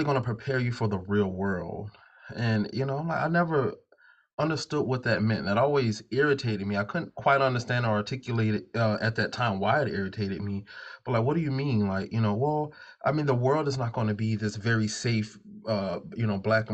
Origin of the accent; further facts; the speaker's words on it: the South, United States; accent: Southern twang, Gullah Geechee influences; also born or lived in Savannah; I could speak with the Southern twang in my accent, the Gullah Geechee influences from that space